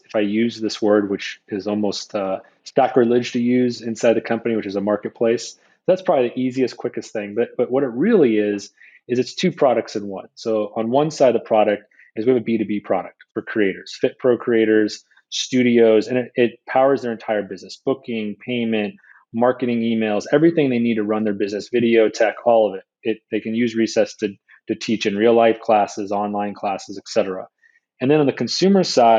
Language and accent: English; Northeast, United States; moved away as an adult; also born or lived in West Coast; I'm from the Northeast